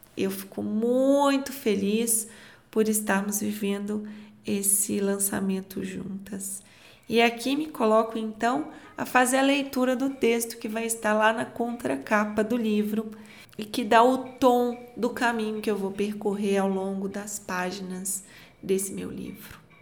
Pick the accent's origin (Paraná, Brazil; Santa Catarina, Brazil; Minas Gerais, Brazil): Minas Gerais, Brazil; Eu, como uma boa mineira